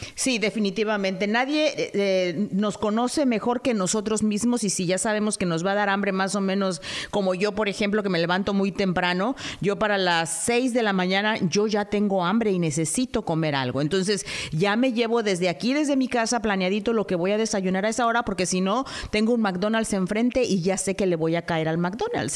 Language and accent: Spanish; Mexico; nosotros los mexicanos